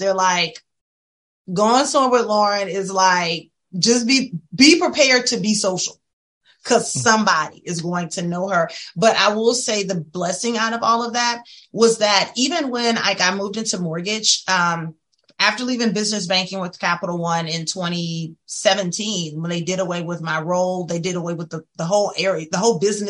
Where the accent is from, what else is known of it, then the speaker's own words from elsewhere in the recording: Opelousas, Louisiana, United States; I grew up in a little small town. I'm from Opelousas